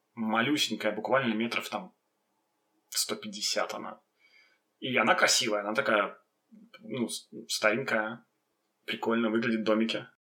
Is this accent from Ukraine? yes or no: no; Belarus; also born or lived in Vitebsk / Gorki / Minsk